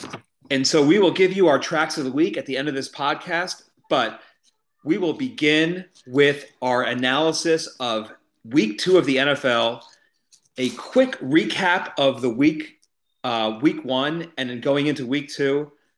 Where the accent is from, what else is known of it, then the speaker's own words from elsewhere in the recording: New Jersey, United States; But we are from the great state of New Jersey.